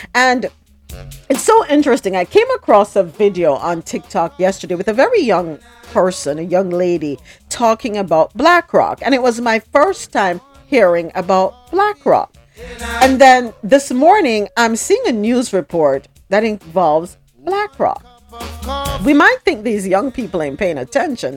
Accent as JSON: {"language": "English", "country": "Jamaica", "said": "I, am from Jamaica"}